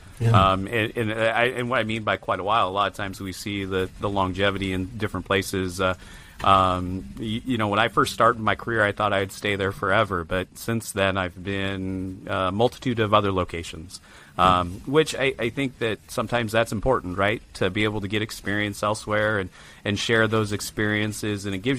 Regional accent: Iowa, United States; I grew up in Iowa. So have you ever heard of the little town called Nevada?

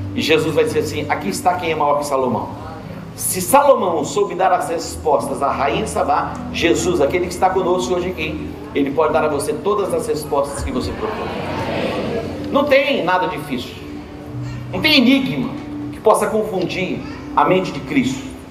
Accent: Portugal; como português

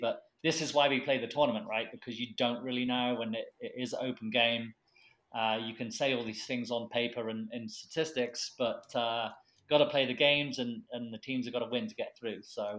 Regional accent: England, United Kingdom; now in United States; as an Englishman

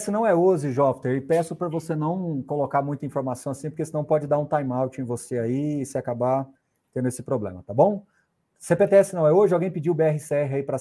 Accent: Morrinhos, Goiás, Brazil; born there; você me fez voltar lá em Morrinhos, agora onde eu nasci, viu?

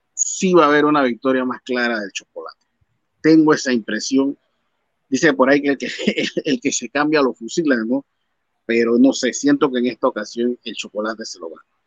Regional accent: Mexico; como mexicano

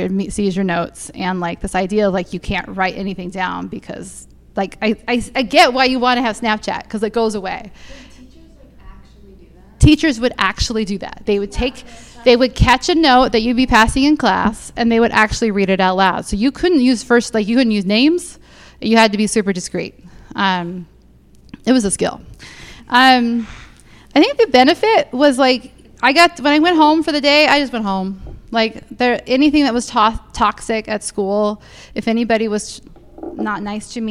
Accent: San Diego, California, United States; I grew up in San Diego

